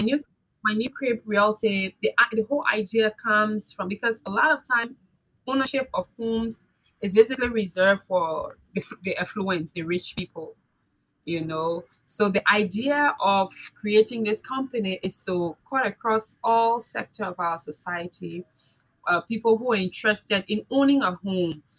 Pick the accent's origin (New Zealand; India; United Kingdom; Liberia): Liberia; my experiences from growing up in Liberia